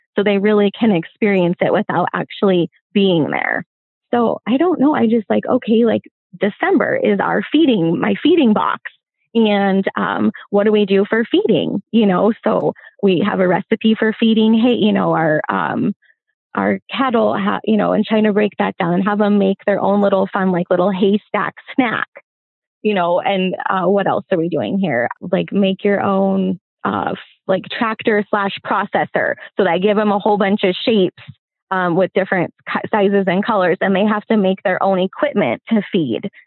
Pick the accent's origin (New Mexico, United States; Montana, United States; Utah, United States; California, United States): Montana, United States; I grew up still here in Montana, uh, definitely not small town rural. I grew up in a city a couple hours away